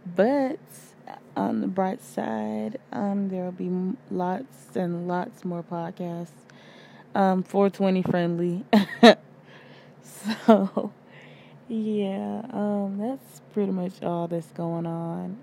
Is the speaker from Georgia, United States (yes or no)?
yes; Georgia, United States; I'm from Georgia